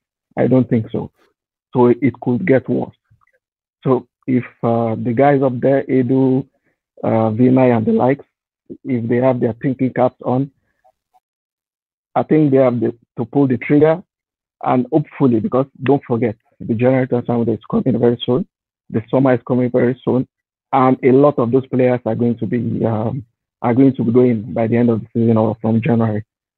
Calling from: Qatar; I'm joining from Qatar.

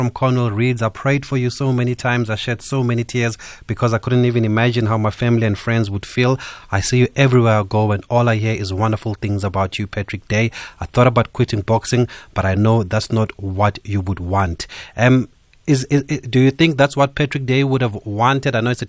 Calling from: South Africa; we're calling you from South Africa now.

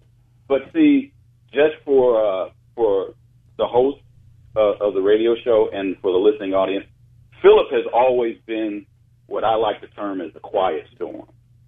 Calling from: Phoenix, Arizona, United States; I'm calling from Phoenix. I'm calling from Phoenix, Arizona.

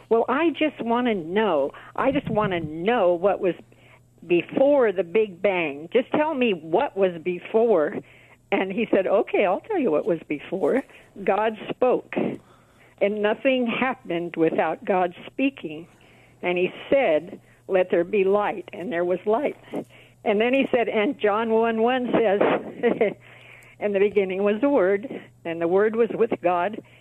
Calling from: Yermo, California, United States; No, uh, Yermo, California, which is uh, near Barstow.

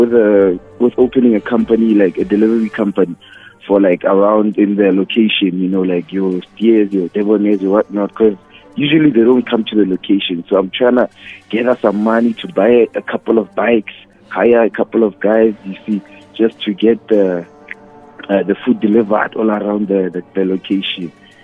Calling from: Welkom, Free State, South Africa; from the Free State, and I'm ready to win this money.

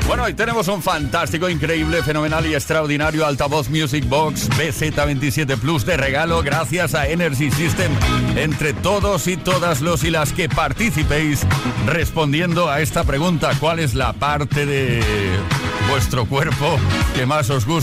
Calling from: Barcelona, Catalonia, Spain; Hola, buenas … de Barcelona.

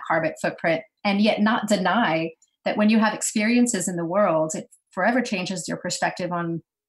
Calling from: New York, United States; I'm in New York, upstate.

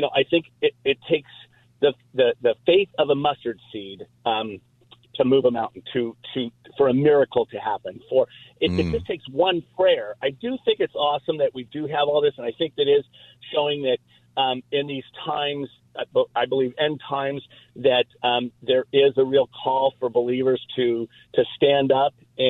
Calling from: Fullerton, California, United States; from Fullerton, California.

